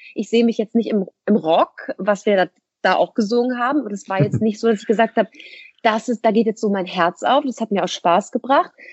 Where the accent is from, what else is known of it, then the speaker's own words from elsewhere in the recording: Hamburg, Germany; moved away as an adult; now in Essen, Germany; ich komme ja. aus Hamburg, um, bin da auch geboren, aufgewachsen